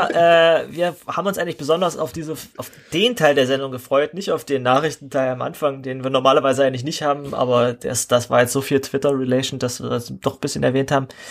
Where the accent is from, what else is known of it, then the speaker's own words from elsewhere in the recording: Saxony-Anhalt, Germany; in meinem Heimatland hier, in, mitten in Sachsen-Anhalt